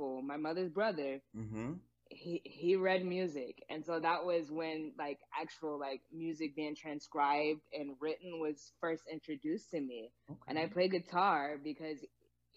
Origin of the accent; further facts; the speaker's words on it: Hampton, Virginia, United States; moved away as an adult; also born or lived in Atlanta, Georgia; now in Santa Barbara, United States; I'm originally from Virginia, Hampton, Virginia specifically